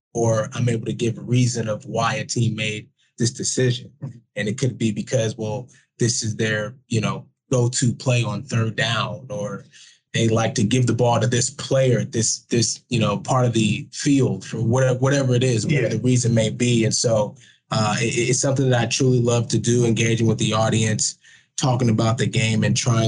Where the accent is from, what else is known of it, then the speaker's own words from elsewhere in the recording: Bay Area, California, United States; I grew up in the Bay Area